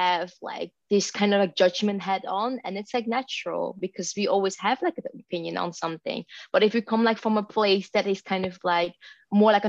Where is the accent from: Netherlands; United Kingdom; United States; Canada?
Netherlands; accent: blended accent; I was born in Holland as a Chinese person